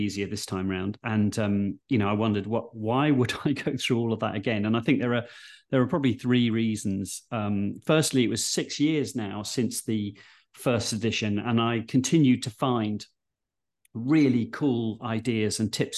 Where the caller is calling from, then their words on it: London, United Kingdom; And I'm dialing in from Waterloo, the London one, not the Belgian one.